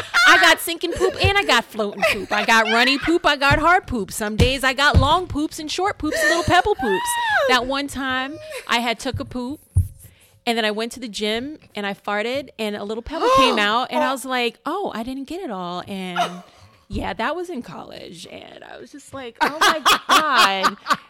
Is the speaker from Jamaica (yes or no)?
yes; Jamaica; So I'm Jamaican. I've smoked marijuana.